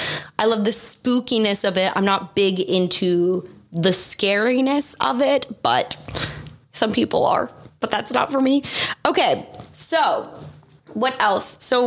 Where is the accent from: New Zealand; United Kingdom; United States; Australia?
Australia; because I grew up in Australia and we don't have it.